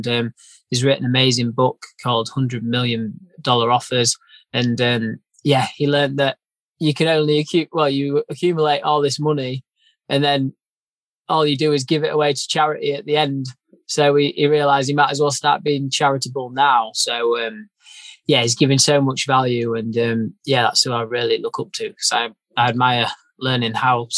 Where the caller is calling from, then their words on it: Brigg, Yorkshire and the Humber, United Kingdom; Calling from just near Brigg, North Lincolnshire. I'm just on the farm at the moment.